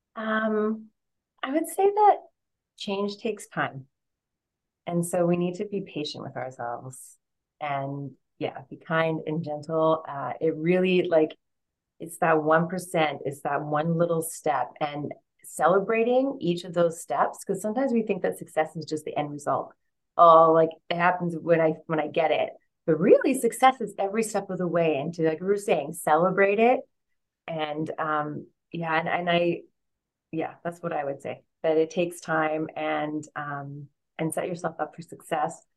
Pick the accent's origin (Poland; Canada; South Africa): Canada; Vancouver, British Columbia; moved away as an adult; also born or lived in London; I find myself back in Vancouver, Canada, in my hometown